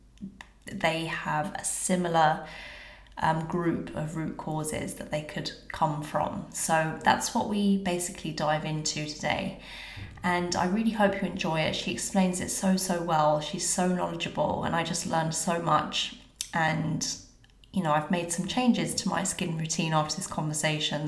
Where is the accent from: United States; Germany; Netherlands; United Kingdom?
United Kingdom; London; moved away; I'm from London and I miss it so much